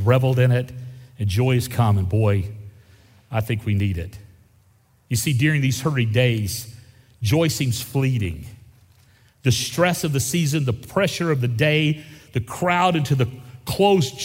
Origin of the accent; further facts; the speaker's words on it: Gulf Coast of Florida, United States; I grew up on the Gulf Coast of Florida